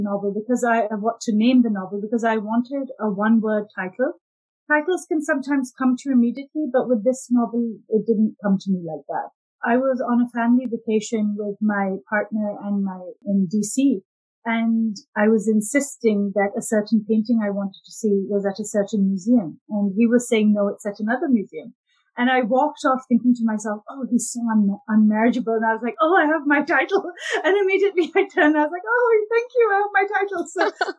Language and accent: English; Pakistan; I've grown up in the Pakistani culture